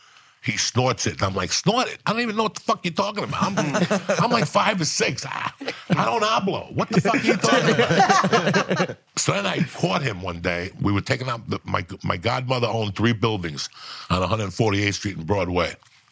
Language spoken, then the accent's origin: English; Cuba; English is a second language; now in United States; When I came from Cuba, I didn't speak good English, so I was ashamed to talk.